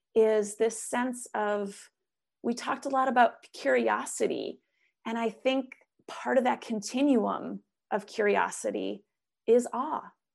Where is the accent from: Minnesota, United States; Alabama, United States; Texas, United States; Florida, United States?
Minnesota, United States; now in Oregon, United States; coming from Minnesota, growing up in Minnesota